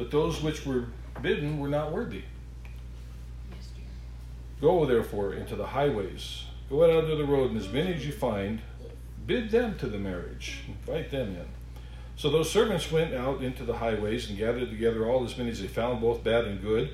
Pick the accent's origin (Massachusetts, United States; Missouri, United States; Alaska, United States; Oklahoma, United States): Alaska, United States; so I grew up in Alaska